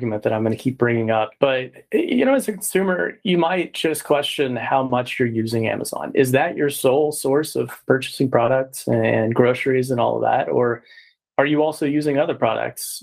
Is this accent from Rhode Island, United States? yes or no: no; Texas, United States; I'm from Texas as well